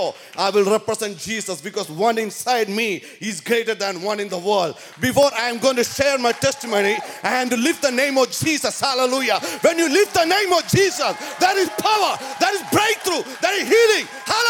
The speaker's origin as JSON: {"language": "English", "town": "San Jose", "region": "California", "country": "United States", "said": "Let me tell about what I'm doing in my streets where I'm from San Jose."}